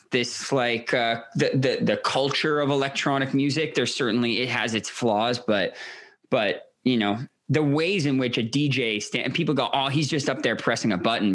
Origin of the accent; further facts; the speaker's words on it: Toronto, Ontario, Canada; I grew up in Toronto, a progressive family